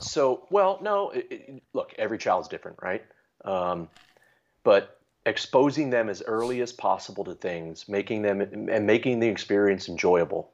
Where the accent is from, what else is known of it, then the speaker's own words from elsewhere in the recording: Maryland, United States; moved away as an adult; also born or lived in New England; I grew up in Maryland